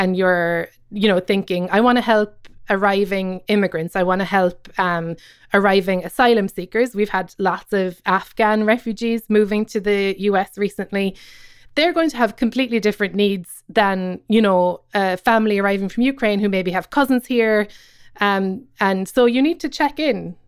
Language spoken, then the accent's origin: English; Cobh, Munster, Ireland; moved away as an adult; now in Brooklyn, United States; I grew up in Cove